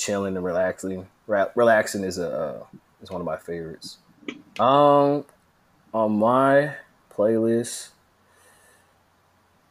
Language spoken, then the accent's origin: English; Bay Area, California, United States; Growing up, born and raised in the Bay Area